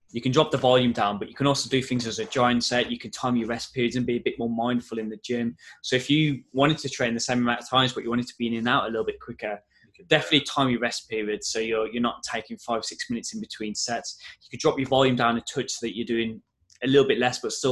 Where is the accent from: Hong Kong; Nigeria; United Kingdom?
United Kingdom; Wolverhampton, West Midlands; because I I don't know if you can tell from my accent, but I'm from Wolverhampton, uh, so my family's really close.